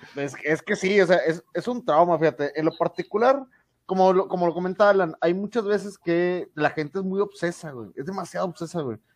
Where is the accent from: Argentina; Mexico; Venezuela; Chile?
Mexico; soy mexicano